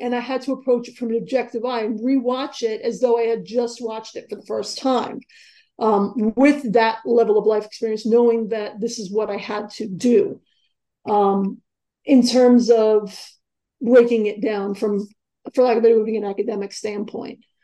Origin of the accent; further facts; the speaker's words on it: New York City, New York, United States; also born or lived in Long Island; I grew up in New York, and I grew up in um, I grew up. It was started in Far Rockaway, and we, you know, when I was ten, we moved out to the island